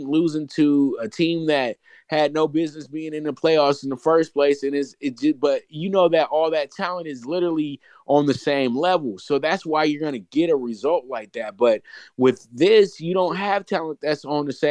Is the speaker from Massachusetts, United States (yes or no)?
no; Pasadena, California, United States; the city of Pasadena, my hometown